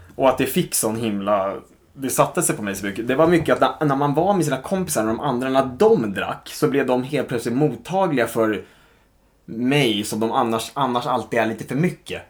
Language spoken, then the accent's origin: Swedish; Stockholm, Stockholm County, Sweden; Stockholm, 34 år, uppvuxen i eh, söder om stan